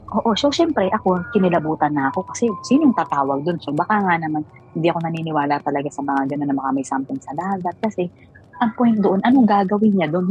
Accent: Mindoro, Mimaropa, Philippines; ako taga Mindoro

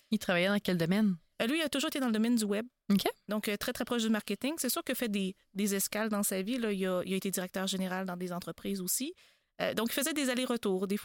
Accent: Drummondville, Quebec, Canada; Oui, ben moi je suis de Drummondville.

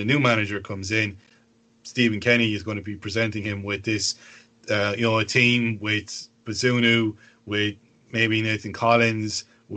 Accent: Limerick, Munster, Ireland; we're both from Limerick and we're both Munster fans

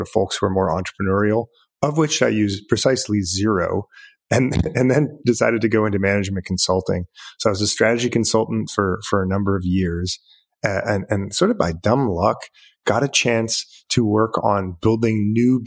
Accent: Michigan, United States; moved away as an adult; moved back to Michigan, my home state

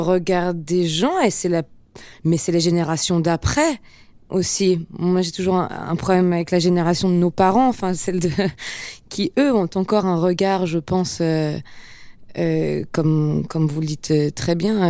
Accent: Geneva, Switzerland; moved away as an adult; now in Paris, France; ayant grandi à Genève

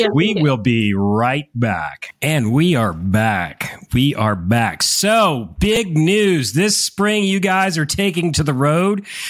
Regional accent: Connecticut, United States; moved away; I grew up in Connecticut

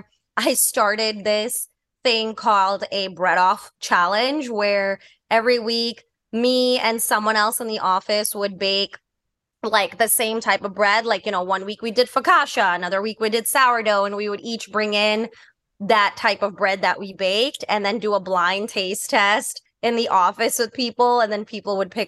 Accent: New York City, New York, United States; I grew up in New York City

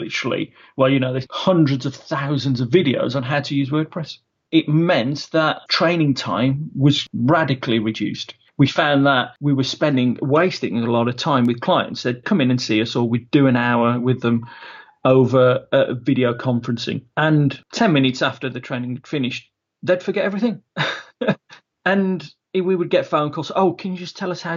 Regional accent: Wolverhampton, West Midlands, United Kingdom; I'm from Wolverhampton, sunny Wolverhampton, the heart of the Black Country

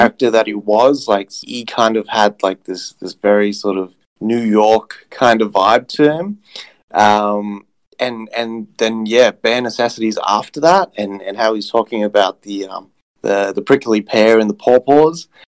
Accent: South Africa; I was born in South Africa

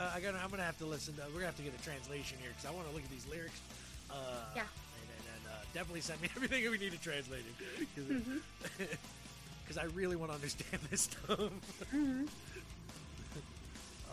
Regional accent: United States; me as an American

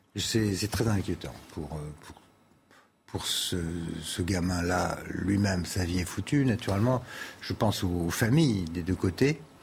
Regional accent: France; chez nous en France

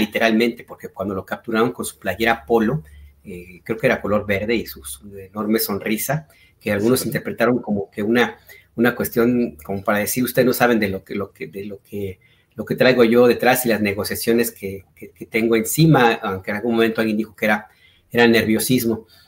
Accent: Guadalajara, Jalisco, Mexico; moved away

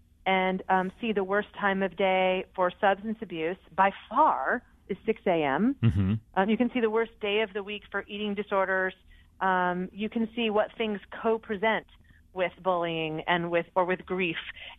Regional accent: Connecticut, United States; the number one state for anxiety is my home state of Connecticut.

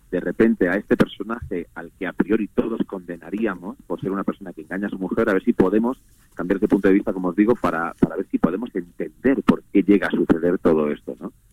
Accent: Andalusia, Spain; now in Madrid, Spain; lo que pasa es que llevo viviendo en, en, en, Madrid bastantes años porque siendo actor, donde está el trabajo.

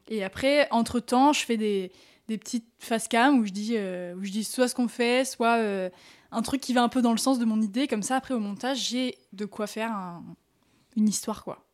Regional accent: France; on vient de France

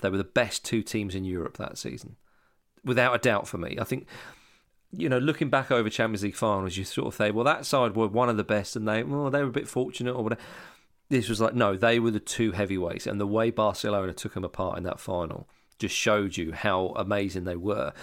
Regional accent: Scotland, United Kingdom; moved away; also born or lived in Hammersmith, London; growing up in Scotland

